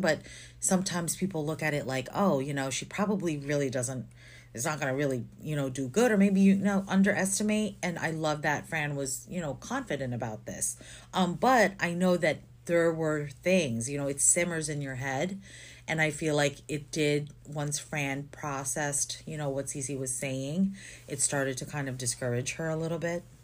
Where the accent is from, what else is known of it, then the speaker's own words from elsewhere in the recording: Philippines; moved away; I grew up in the Philippines for most of my life, and I've been here forever